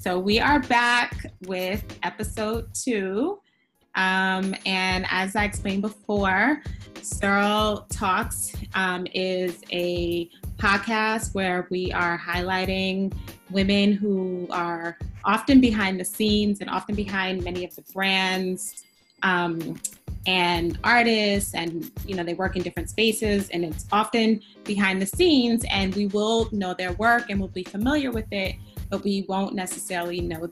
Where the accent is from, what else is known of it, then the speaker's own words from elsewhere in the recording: New York, United States; first language Spanish; English is a second language; also born or lived in Guadalajara, Mexico; I grew up in Queens as well